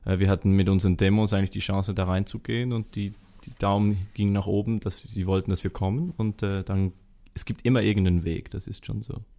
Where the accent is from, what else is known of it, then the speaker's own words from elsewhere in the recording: Switzerland; wir als Schweizer, wo immer so aus dieser Hoch Hochburg der Heimat kommen